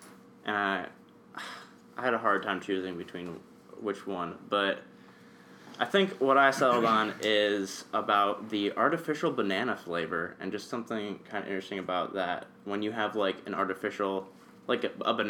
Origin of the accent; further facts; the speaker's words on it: Illinois, United States; now in Lynchburg, United States; I'm from Illinois